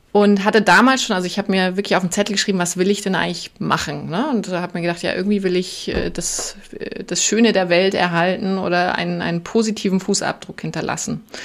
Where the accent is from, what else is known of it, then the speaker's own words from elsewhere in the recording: a small village south of Munich, Bavaria, Germany; ich bin südlich von München in einem winzigen Dorf in der Natur aufgewachsen